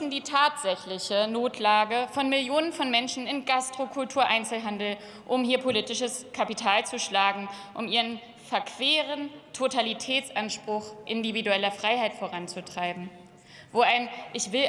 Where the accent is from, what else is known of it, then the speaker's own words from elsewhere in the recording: Hamburg, Germany; ich bin aus Hamburg, dem Tor zur Welt